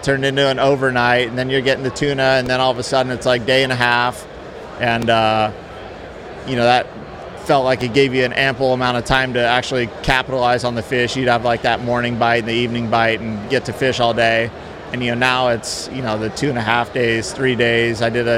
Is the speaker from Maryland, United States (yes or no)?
no; Palm Beach, Florida, United States; Palm Beach, Florida.